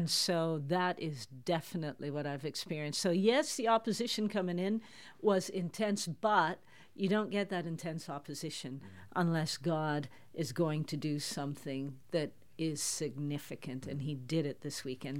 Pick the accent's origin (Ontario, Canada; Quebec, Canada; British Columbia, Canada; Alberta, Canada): Ontario, Canada; Toronto; moved away as an adult; now in Netherlands; I grew up in Toronto in Canada. Listeners can hear that from my accent